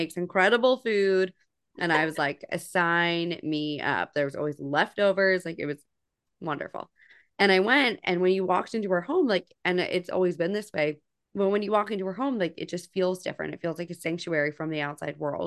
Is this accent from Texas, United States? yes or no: no; New Jersey, United States; now in the deep South, United States; I grew up in New Jersey. I live in the deep South now